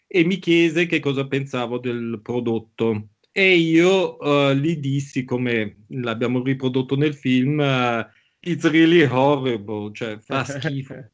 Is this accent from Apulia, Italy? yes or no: no; Milan, Lombardy, Italy; also born or lived in Bangkok; noi da ragazzini a Milano